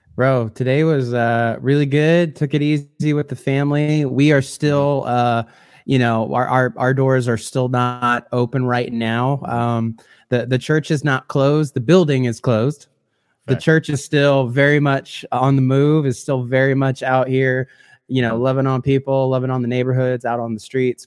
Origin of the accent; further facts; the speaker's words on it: a couple hours south of Chicago, Illinois, United States; grew up in the Midwest, and so I'm from Illinois, uh, a couple hours south of Chicago